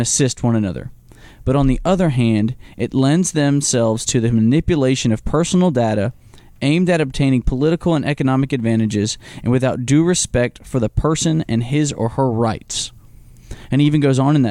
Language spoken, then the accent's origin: English; United States; We as Americans